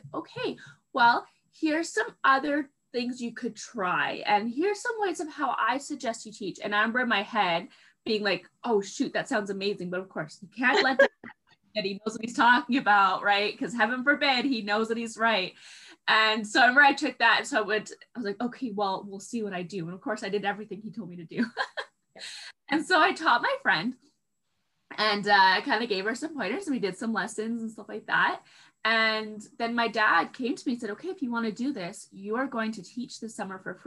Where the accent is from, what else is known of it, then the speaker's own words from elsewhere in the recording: Vancouver, British Columbia, Canada; moved away as an adult; now in Fort McMurray, Canada; where I grew up in Vancouver, it's very temperate